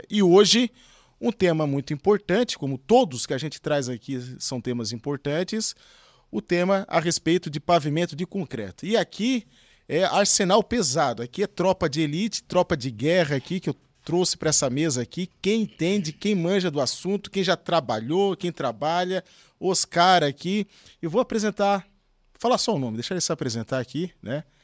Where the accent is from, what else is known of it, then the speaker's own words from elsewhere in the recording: Santa Catarina, Brazil; da minha terra, que Santa Catarina